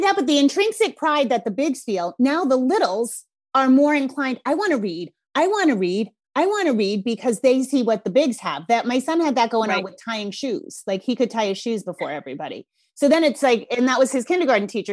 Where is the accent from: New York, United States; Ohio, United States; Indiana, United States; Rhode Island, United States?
Rhode Island, United States; accent: Rhode Island; my Rhode Island accent's coming out thick